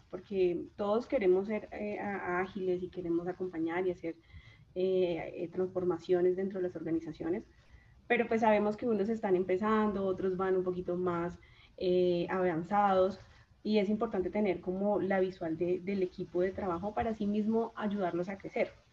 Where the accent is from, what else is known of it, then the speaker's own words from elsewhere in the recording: Chaparral, Tolima, Colombia; vengo de un pueblo del Tolima, de Chaparral, Tolima, Chaparral de mis amores